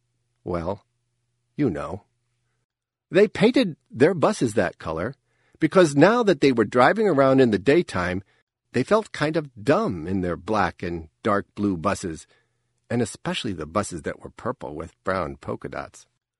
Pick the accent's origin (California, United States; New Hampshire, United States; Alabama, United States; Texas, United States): New Hampshire, United States; Nottingham; the entire population of my hometown of Nottingham, New Hampshire, which I'm sure you've never heard of.